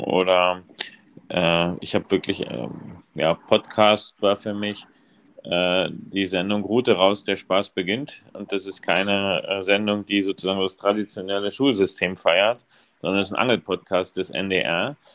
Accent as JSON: {"language": "German", "region": "East Germany", "country": "Germany", "tie": "born or raised there", "lives_now": "Rostock, Germany", "said": "ich komme aus der DDR. Und oder bin in der DDR sozialisiert worden"}